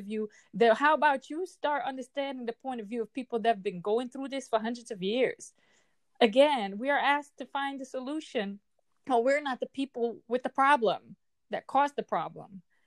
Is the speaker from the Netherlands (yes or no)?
yes; Netherlands; I am from the Netherlands